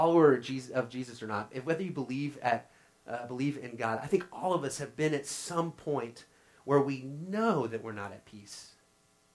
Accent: Oklahoma, United States; growing up in Oklahoma, we fished a lot.

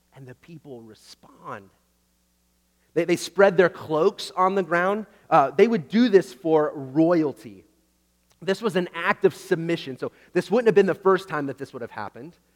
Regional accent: Oklahoma, United States; I grew up in Oklahoma

